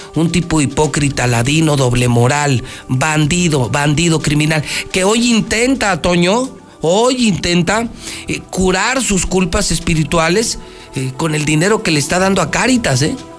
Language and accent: Spanish; Aguascalientes, Mexico; los ciudadanos de Aguascalientes somos la vergüenza de México